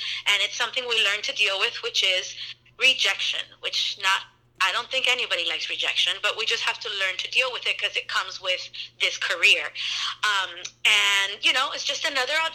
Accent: Miami, Florida, United States; moved away as an adult; also born or lived in Los Angeles; now in New Smyrna Beach, United States; I was born and raised in Miami, and my family is Cuban

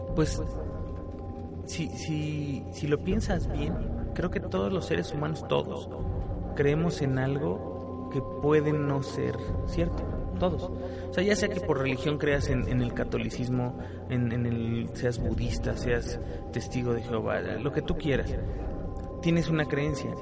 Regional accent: Mexico; como mexicano

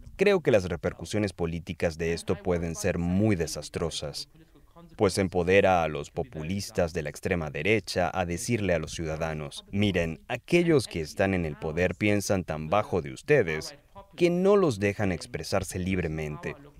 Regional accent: Germany; Yo nací en Alemania en 1982

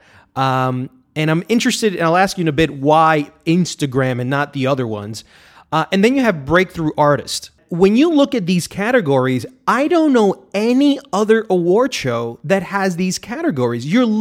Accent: Barranquilla, Atlántico, Colombia; moved away; also born or lived in New York, United States; I'm Colombian. I was born in New York, okay. But I lived in Barranquilla, Colombia.

